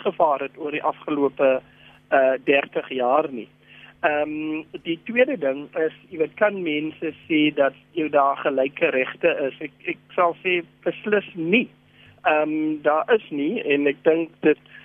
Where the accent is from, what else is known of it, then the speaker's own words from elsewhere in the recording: South Africa; as Suid-Afrikaners